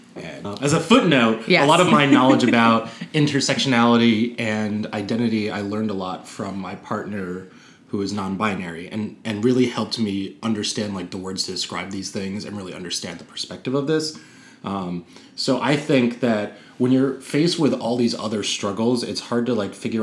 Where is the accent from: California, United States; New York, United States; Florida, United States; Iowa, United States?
New York, United States; New York City; I grew up in Park Slope